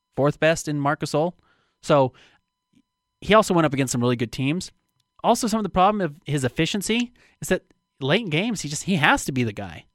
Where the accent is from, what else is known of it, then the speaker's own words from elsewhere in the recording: Utah, United States; I'm from Utah